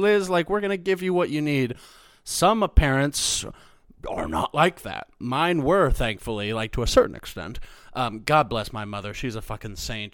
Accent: Missouri, United States; moved away as an adult; also born or lived in Chicago; now in Los Angeles, United States; I'm from Missouri

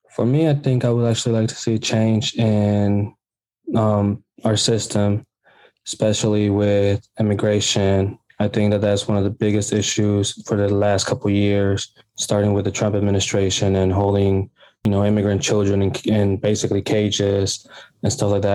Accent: Bloomington, Illinois, United States; I was born here in Bloomington, Illinois, and raised here.

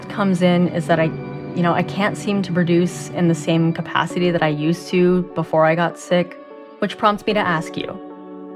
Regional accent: Canada; I'm a Canadian-born Asian with ADHD.

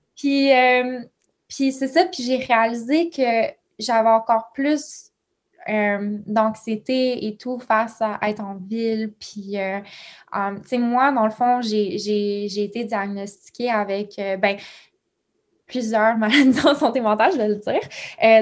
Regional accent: Ontario, Canada; also born or lived in Quebec; je suis née au Québec, mais j'ai grandi en Ontario, dans un petit village.

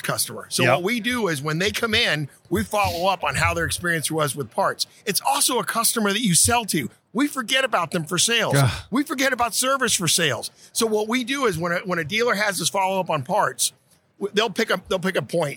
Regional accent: Havana, Cuba; also born or lived in Portland, Oregon, United States; now in Florida, United States; I was born in Havana, Cuba. I immigrated to the United States in 68, you know, ended up in Portland, Oregon

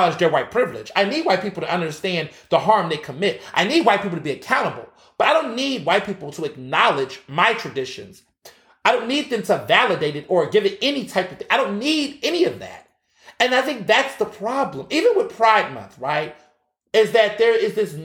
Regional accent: Texas, United States; I grew up in Texas, so Juneteenth parade, that was my life.

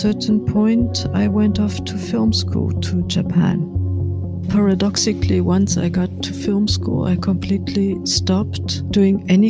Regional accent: Munich, Bavaria, Germany; I grew up in Munich, in Bavaria.

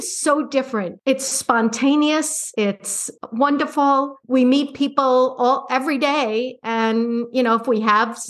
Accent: Long Island, New York, United States; also born or lived in Phoenix, Arizona; now in Lucca, Italy; growing up on Long Island in the suburbs, apartment living is something I never experienced.

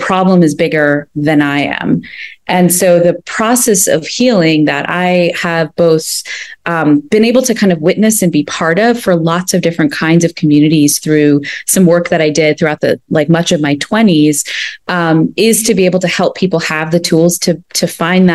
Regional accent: United States; I grew up in the United States, but my family emigrated from India like about 50 years ago

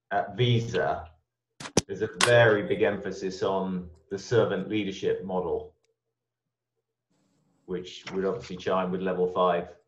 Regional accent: South Africa; also born or lived in Ireland; as Nick said, I'm the South African Irish person, so a bit of a weird mix, and I sound very British

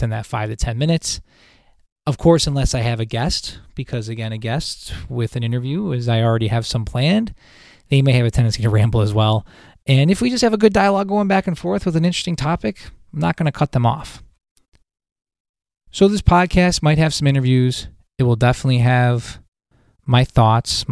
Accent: Buffalo, New York, United States; now in Syracuse, United States; I'm originally from Buffalo, New York. I now live in Syracuse, New York.

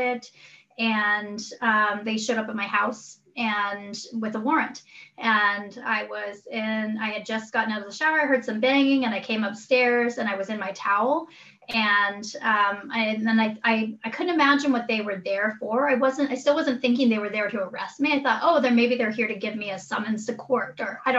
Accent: Chitina, Alaska, United States; also born or lived in Igiugig; my family's from Igigig. I grew up in Chitna

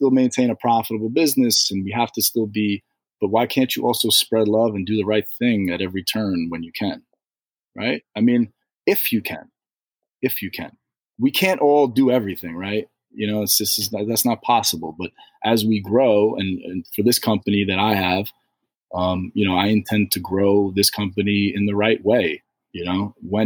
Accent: New York City, New York, United States; I'm from New York City.

